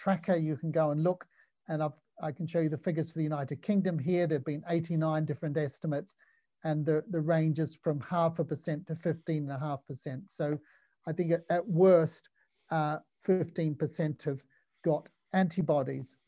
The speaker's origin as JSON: {"language": "English", "country": "New Zealand", "said": "I'm a general surgeon. I come from New Zealand"}